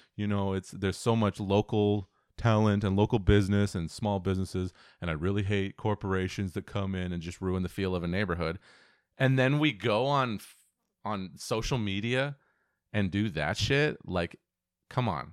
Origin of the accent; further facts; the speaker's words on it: Auburn, Washington, United States; growing up in Auburn, Washington